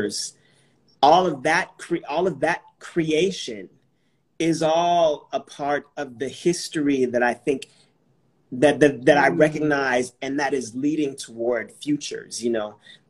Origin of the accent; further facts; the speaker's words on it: California, United States; growing up in California